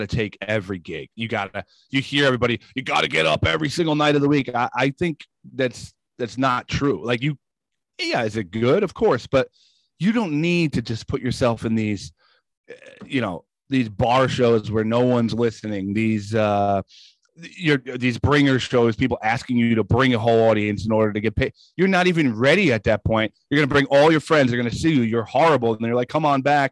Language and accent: English; Woodbridge, New Jersey, United States; also born or lived in Rockaway, New Jersey; I grew up in Woodbridge